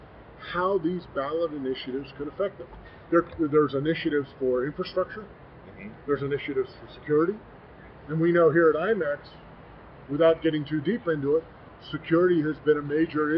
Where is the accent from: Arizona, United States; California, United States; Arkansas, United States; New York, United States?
Arizona, United States; my home state of Arizona